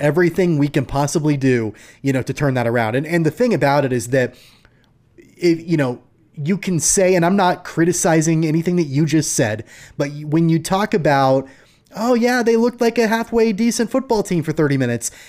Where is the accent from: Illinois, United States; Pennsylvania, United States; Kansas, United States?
Kansas, United States; Wichita; I grew up in Wichita